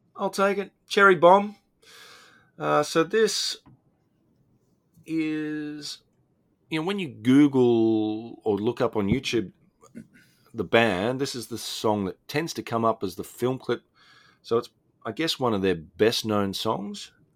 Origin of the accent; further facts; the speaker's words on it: Australia; Australia, my home country